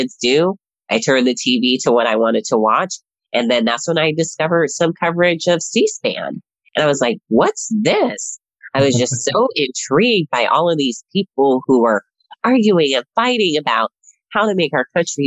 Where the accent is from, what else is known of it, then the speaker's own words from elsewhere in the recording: Las Vegas, Nevada, United States; moved away as an adult; now in Washington, DC, United States; I am one of those people who was actually born and raised in Las Vegas, Nevada